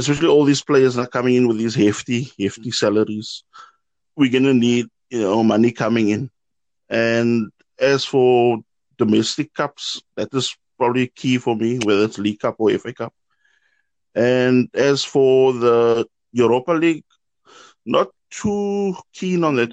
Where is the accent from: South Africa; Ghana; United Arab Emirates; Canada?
South Africa; now in Germany; a South African gooner of 30 years currently living in Germany